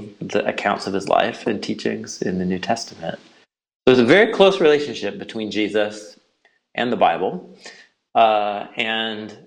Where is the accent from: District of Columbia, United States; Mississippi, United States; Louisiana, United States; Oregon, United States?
Oregon, United States; Portland; I hail from Portland, Oregon